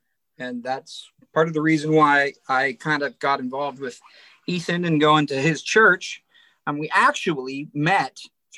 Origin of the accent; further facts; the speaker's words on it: Central Pennsylvania, United States; I am a Luddite from Central Pennsylvania who doesn't know anything about anything. I'm a middle-aged man who works in a prison.